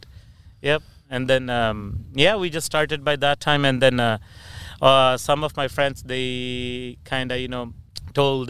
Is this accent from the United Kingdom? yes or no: no; Philippines; moved away as an adult; also born or lived in Punjab, India / Fresno, California; now in Whatcom County, United States; I born in India, but I grew up in Philippines. So I've done my schooling and everything in Philippines.